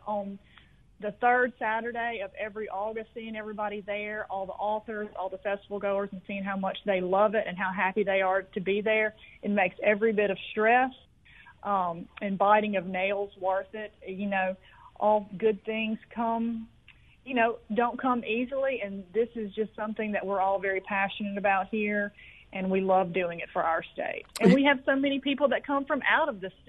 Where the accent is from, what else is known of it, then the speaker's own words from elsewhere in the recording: Rolling Fork, Mississippi, United States; moved away as an adult; now in Jackson, United States; I am a lifelong Mississippian. I am from the Mississippi Delta, a tiny town called Rolling Fork, and I moved to Jackson about 15 years ago